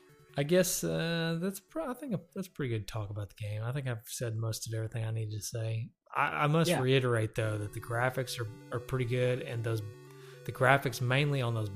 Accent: Loudon, Tennessee, United States; Loudoun for a minute. Our hometown.

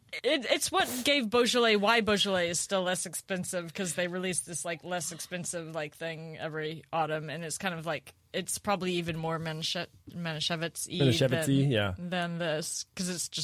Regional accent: St. Louis, Missouri, United States; now in Los Angeles, United States; I'm from St. Louis.

